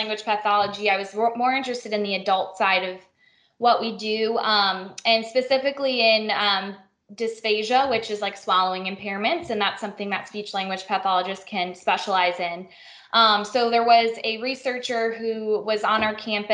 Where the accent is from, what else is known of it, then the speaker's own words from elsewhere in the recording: Illinois, United States; moved away as an adult; also born or lived in Missouri; I grew up in Illinois